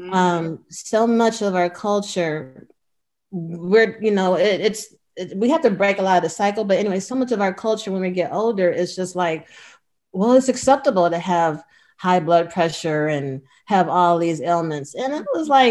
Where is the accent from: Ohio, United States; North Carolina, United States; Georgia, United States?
Ohio, United States; Cleveland; moved away as an adult; now in California, United States; I was born and raised in Cleveland